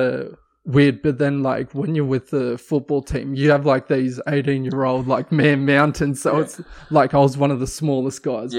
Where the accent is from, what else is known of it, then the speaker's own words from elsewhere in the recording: Newcastle, New South Wales, Australia; moved away as an adult; also born or lived in El Paso, Texas; I'm from Newcastle.